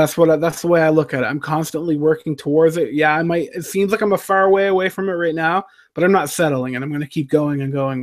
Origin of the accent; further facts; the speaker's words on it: Fredericton, New Brunswick, Canada; I grew up in Fredericton, New Brunswick, Canada